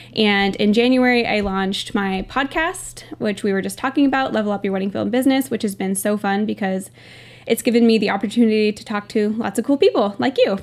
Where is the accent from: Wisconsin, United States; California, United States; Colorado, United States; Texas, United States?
California, United States; Northern; I'm from Northern California